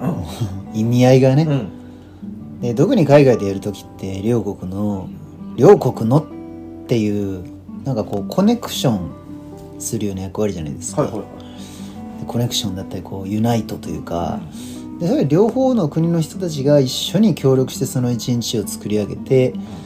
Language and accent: Japanese; Japan; 我々日本人としては